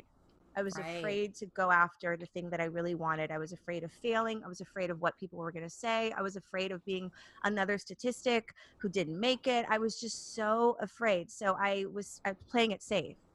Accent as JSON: {"language": "English", "town": "Los Angeles", "region": "California", "country": "United States", "also_born_or_lived": "New York", "said": "I'm originally from Los Angeles, so I'm from here. But I left at 30"}